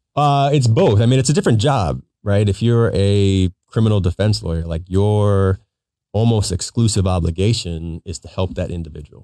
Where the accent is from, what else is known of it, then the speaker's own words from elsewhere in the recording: Pierce County, Washington, United States; I grew up in Pierce County